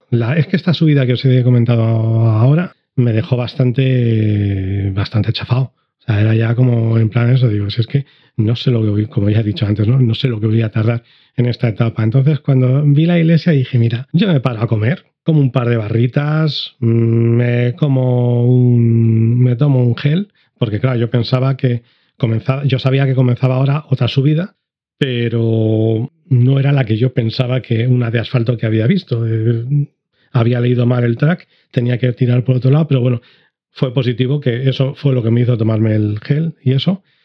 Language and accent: Spanish; Madrid, Community of Madrid, Spain; moved away; also born or lived in Andalusia; soy de Madrid